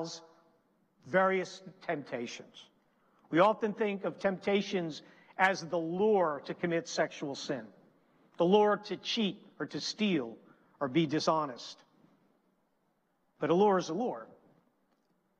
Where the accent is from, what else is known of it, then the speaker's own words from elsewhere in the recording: New Jersey, United States; moved away; also born or lived in Pennsylvania; I'm originally from New Jersey. Our church is in Pennsylvania.